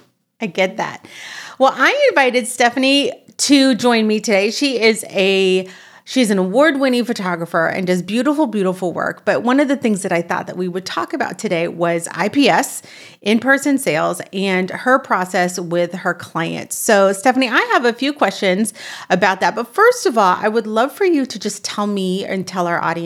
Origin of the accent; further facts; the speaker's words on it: California, United States; I'm from California, so I'm used to it being warm